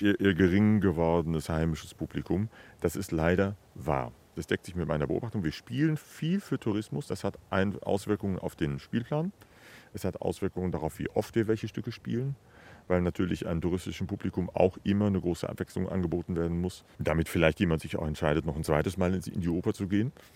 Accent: the West, West Germany, Germany; moved away as an adult; now in Dresden, Germany; dass ich im Westen sozialisiert bin

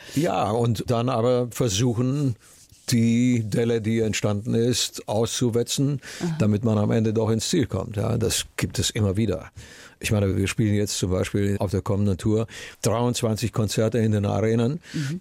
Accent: Romania; meine Kindheit in Rumänien

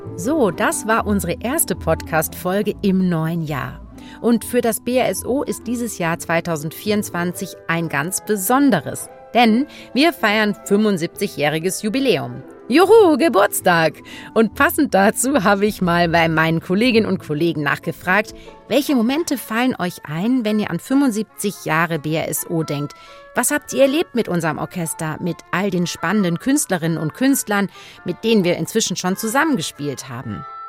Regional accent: Saarbrücken, Saarland, Germany; moved away as an adult; also born or lived in Cologne; now in Munich, Germany; Ich komme aus der Saarbrücken äh, ich habe dort auch gelebt, in Köln studiert

